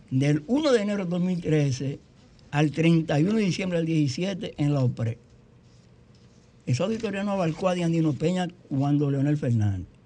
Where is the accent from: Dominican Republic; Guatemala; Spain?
Dominican Republic; Tamayo, Bahoruco; yo soy de Tamayo, mi segunda ciudad.